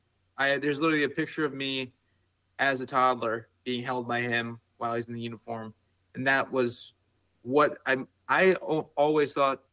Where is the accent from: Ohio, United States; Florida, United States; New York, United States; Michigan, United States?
New York, United States; Deer Park; moved away as an adult; also born or lived in Patchogue, New York; So I'm from Long Island, New York. Grew up in Deer Park, and then most of the last few years in New York were spent in Patchogue.